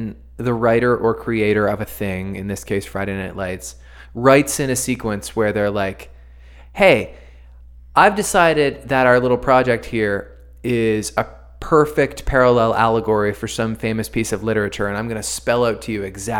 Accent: Dartmouth, Nova Scotia, Canada; I'm from Dartmouth, too.

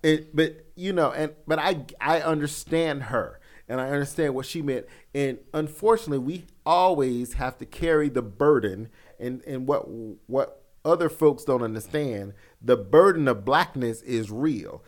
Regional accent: the South, United States; I grew up in the South

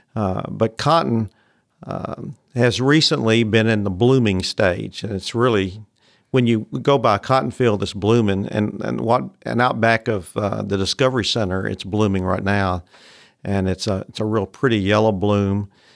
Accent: Memphis, Tennessee, United States; I grew up in Memphis, which is not really a, what you'd call a cotton area, but I was the first generation to grow up in the city

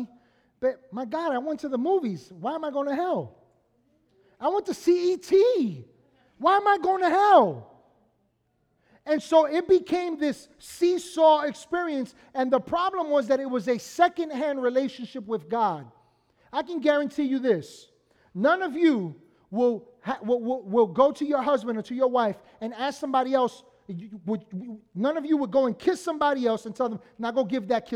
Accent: New York City, New York, United States; Because of where we were on 220th Street and Bronxwood Avenue in the Bronx.

